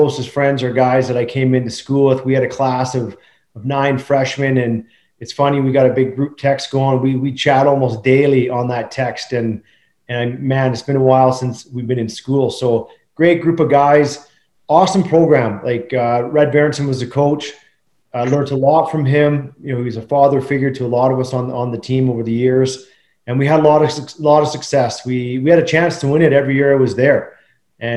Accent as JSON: {"language": "English", "town": "Pitt Meadows", "region": "British Columbia", "country": "Canada", "tie": "born or raised there", "also_born_or_lived": "Penticton", "said": "So I grew up in Pitt Meadows, a great spot to grow up, a small town."}